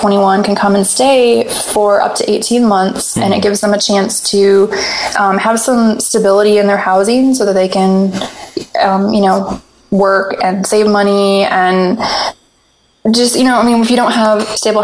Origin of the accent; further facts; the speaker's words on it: Michigan, United States; I grew up in Michigan